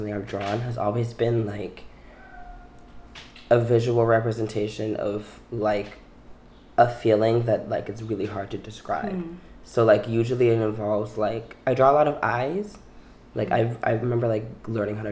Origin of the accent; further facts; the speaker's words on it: New York City, New York, United States; also born or lived in Manhattan; I was born in Manhattan on the Upper West Side and raised in Brooklyn.